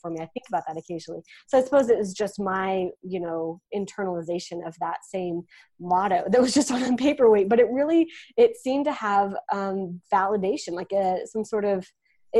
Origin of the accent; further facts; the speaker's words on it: West Texas, United States; I'm from West Texas, small town West Texas. So if you've ever seen Friday Night Lights, like the TV show, that's my town. dust and cattle and oil rigs and yeah, that's what I remember from my hometown